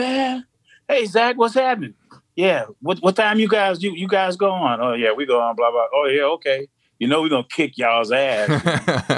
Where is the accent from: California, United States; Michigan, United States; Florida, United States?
Florida, United States; Kissimmee; moved away as an adult; also born or lived in Chicago; I moved to Chicago from Kissimmee, Florida, from where I grew up after I got out of the military.